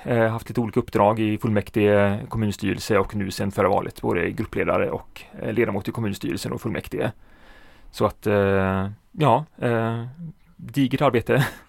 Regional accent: Alingsås, Västra Götaland, Sweden; jag är ju född och uppvuxen

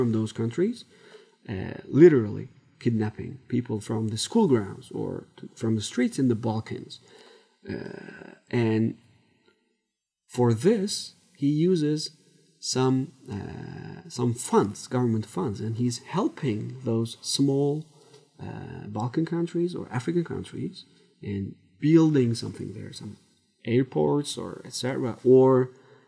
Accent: Turkey; Turkey, my home country.

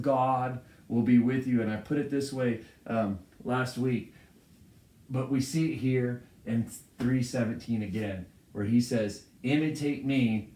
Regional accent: United States; I'm proud to be an American

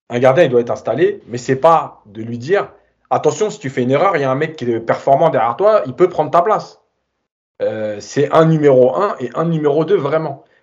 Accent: Marseille, Provence-Alpes-Côte d'Azur, France; j'ai hésité parce que je suis Marseillais

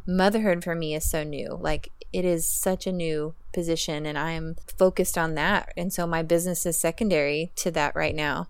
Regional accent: Oklahoma, United States; moved away as an adult; now in Austin, United States; I'm from Oklahoma. I, I moved to Austin, Texas for a job ten years ago, and I have been here ever since.

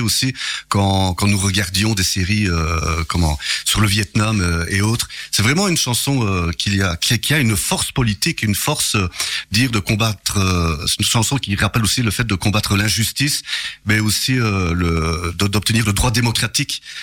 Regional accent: Charleroi, Wallonia, Belgium; je suis né là-bas à Charleroi

